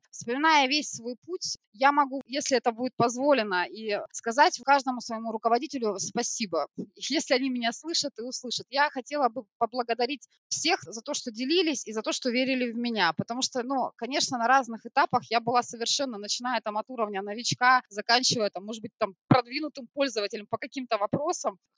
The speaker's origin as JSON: {"language": "Russian", "town": "Krasnoyarsk", "region": "Krasnoyarsk Krai", "country": "Russia", "lives_now": "Smolensk, Russia", "said": "Нет, я сама из Красноярска, я сибиряк, сибирячка, правильнее сказать. В Смоленске я оказалась полтора года назад"}